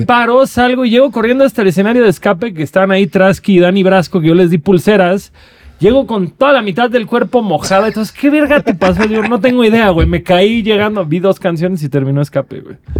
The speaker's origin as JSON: {"language": "Spanish", "town": "Cancún", "region": "Quintana Roo", "country": "Mexico", "tie": "born or raised there", "said": "yo creciendo en Cancún"}